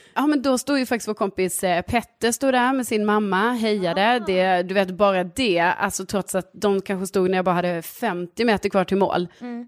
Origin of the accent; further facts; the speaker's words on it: Lund, Skåne, Sweden; now in Årsta, Stockholm, Sweden; från Lund